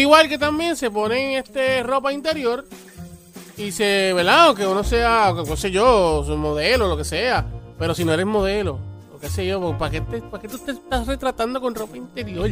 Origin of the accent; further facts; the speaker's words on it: Bayamón, Puerto Rico; yo soy de Bayamón